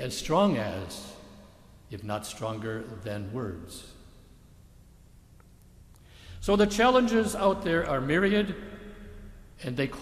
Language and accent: English; Michigan, United States; my home state of Michigan